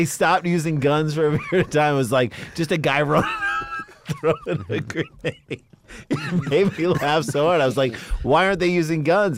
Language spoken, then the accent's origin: English; St. Louis, Missouri, United States; No, we grew up in St. Louis where everyone was poor, but we all got our own rooms.